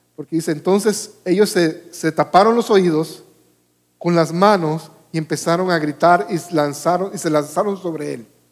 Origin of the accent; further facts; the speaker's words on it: Panama; Yo vivía en Panamá, soy panameño